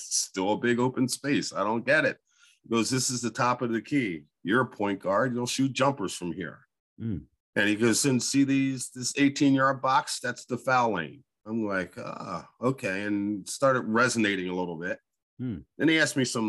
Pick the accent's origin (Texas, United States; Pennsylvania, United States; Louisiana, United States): Pennsylvania, United States; Coatesville; Born and raised in Coatesville by a single mother. And those folks that don't know Coatesville, it's west of Philadelphia